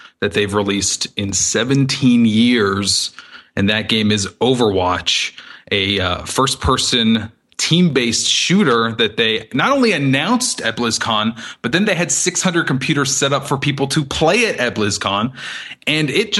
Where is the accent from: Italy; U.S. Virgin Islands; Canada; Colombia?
Canada; Toronto, Ontario; now in Los Angeles, United States; I am Canadian, but I live in Los Angeles